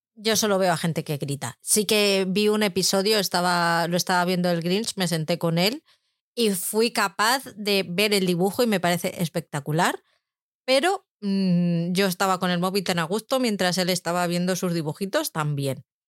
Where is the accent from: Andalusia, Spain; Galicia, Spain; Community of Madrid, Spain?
Community of Madrid, Spain; Madrid; yo soy de Madrid